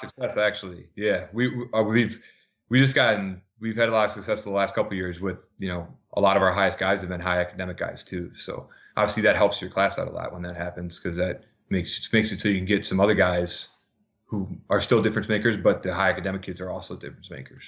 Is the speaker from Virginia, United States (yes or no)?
no; Minnesota, United States; now in New Jersey, United States; back home in Minnesota